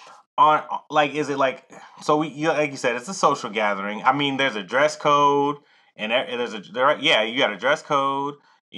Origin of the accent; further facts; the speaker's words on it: Atlanta, Georgia, United States; I'm from Atlanta, home of the ratchet and the strip club